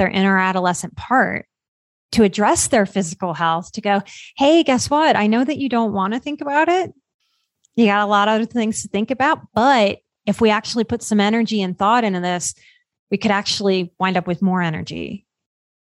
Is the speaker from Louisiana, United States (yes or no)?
yes; Louisiana, United States; I grew up in Louisiana. So I grew up on soul food.